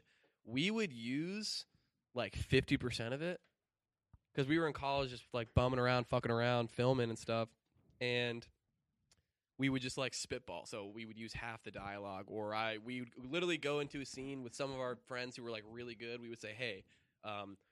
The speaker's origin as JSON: {"language": "English", "region": "Colorado", "country": "United States", "said": "I'm from Colorado."}